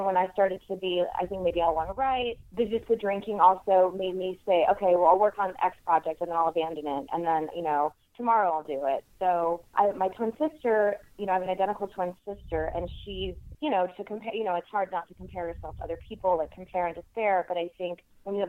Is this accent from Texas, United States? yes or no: yes; South Texas, United States; moved away as an adult; also born or lived in New York; now in Los Angeles, United States; I grew up in South Texas and then moved to New York when I was 19 and spent about 9 years there